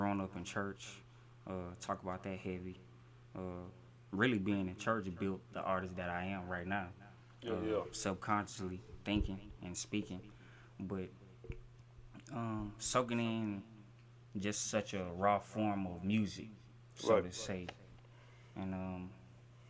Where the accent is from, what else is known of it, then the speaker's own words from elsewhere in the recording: Beaumont, Texas, United States; also born or lived in Corpus Christi, Texas; Growing up in Beaumont